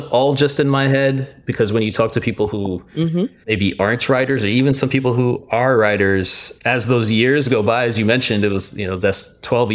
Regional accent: Miami, Florida, United States; growing up in Miami

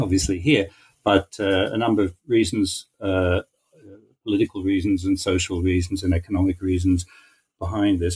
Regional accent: Australia; also born or lived in Haifa, Israel; now in Israel; I grew up in Australia

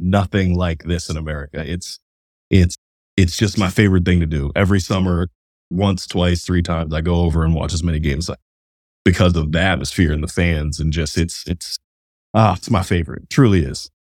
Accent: Cleveland, Ohio, United States; I'm from Cleveland, Ohio

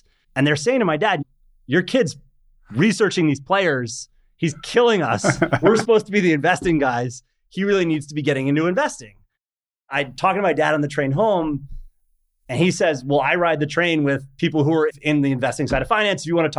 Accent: New York suburbs, United States; also born or lived in Paris, France; I was born in Paris, moved to the States when I was four, grew up in the New York suburbs

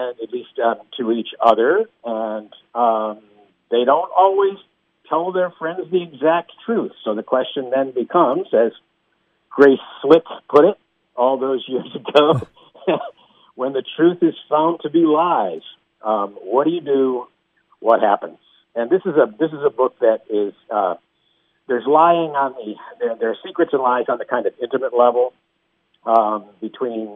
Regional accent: Gloversville, New York, United States; when I was growing up in Gloversville, New York

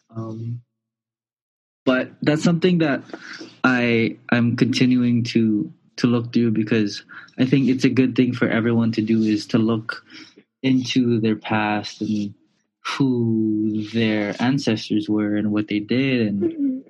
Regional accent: Honolulu, Hawaii, United States; moved away; also born or lived in Puerto Rico; I was born and raised in Kalihi Valley

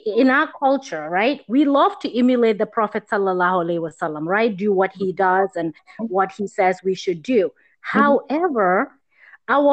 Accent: Gambia; moved away; growing up in Gambia and where I am now today

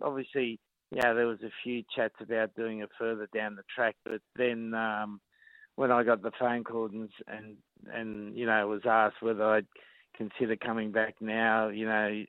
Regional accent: Sydney, New South Wales, Australia; I was brought up in La Perouse, which is probably the spiritual home of the Rabbitohs.

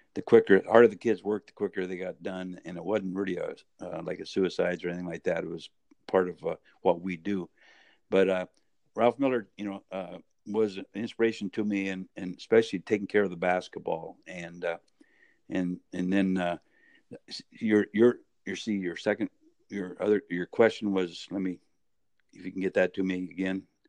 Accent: Medford, Oregon, United States; was born and raised in Medford, Oregon

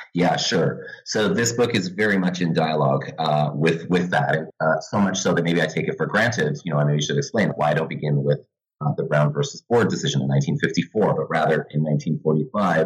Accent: Vancouver, British Columbia, Canada; also born or lived in Santa Barbara, California; now in Halifax, Canada; I'm originally from Vancouver, but now uh, I teach in the history department at St. Mary's University uh, in Halifax

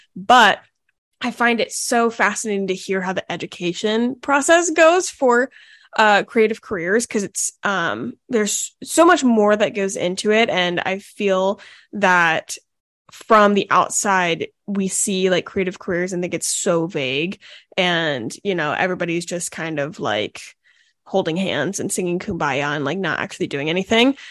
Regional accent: Charleston, South Carolina, United States; also born or lived in Fort Mill, South Carolina; I was born in Charleston, then we went to school there, then we moved back.

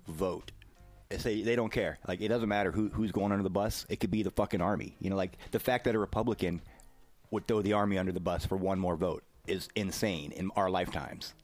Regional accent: the South, United States; as a Southerner

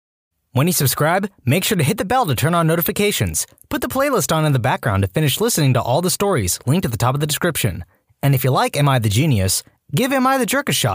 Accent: Hawaii, United States; Growing up in Hawaii, I didn't think anything of it.

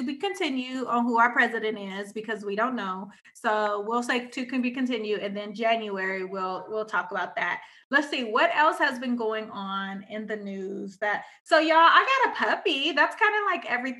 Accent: Pomona, California, United States; I'm still from Pomona

